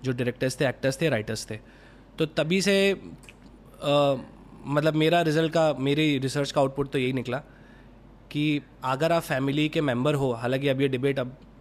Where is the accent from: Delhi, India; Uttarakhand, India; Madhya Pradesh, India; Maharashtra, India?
Madhya Pradesh, India; Gwalior; moved away; also born or lived in Indore / Mumbai; मैं ग्वालियर से आया इंदौर